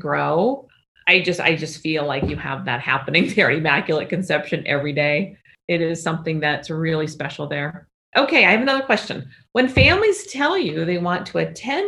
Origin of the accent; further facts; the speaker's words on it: Cedar Rapids, Iowa, United States; now in Arizona, United States; growing up in Cedar Rapids, Iowa